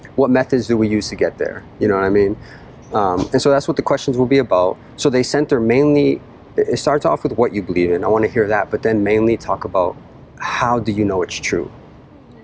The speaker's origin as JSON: {"language": "English", "town": "Boston", "region": "Massachusetts", "country": "United States", "moved": "yes", "said": "I'm originally from Boston, the Boston area."}